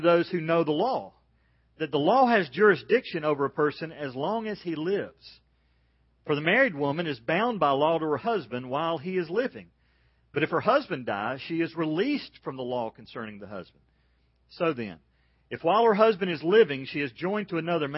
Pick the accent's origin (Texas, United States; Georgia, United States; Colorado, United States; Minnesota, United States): Georgia, United States; I'm from Georgia.